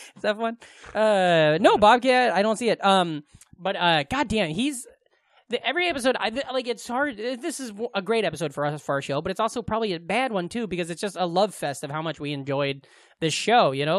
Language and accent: English; Glenwood, United States; Glenwood, my hometown